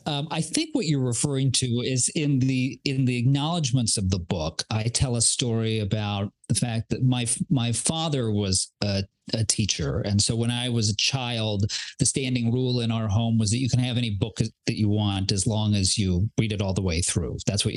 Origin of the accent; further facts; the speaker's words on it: Southern California, United States; I'm from Southern California